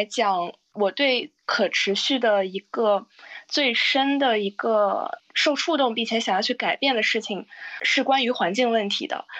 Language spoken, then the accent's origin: Chinese; China; moved away as an adult; also born or lived in Beijing; 其实我从小是在呃在曾经的国家贫困县长大，当然现在我们已经脱贫了。